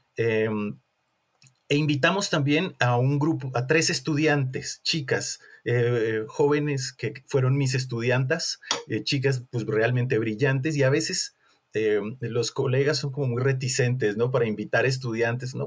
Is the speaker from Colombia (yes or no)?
yes; Colombia; moved away as an adult; now in Mexico; soy colombiano, somos compatriotas